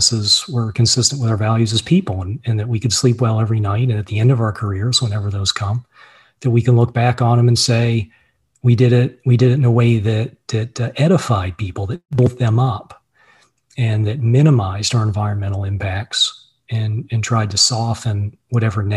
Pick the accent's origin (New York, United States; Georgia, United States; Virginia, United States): Virginia, United States; moved away as an adult; also born or lived in Boston, Massachusetts; I grew up in Virginia, and in 1998, I moved up with my wife and my business partner, my brother, John, to buy a bankrupt Subaru dealership just south of Boston.